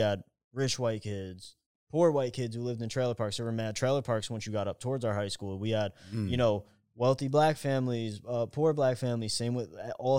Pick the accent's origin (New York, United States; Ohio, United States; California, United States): New York, United States; Poughkeepsie; moved away; growing up in Poughkeepsie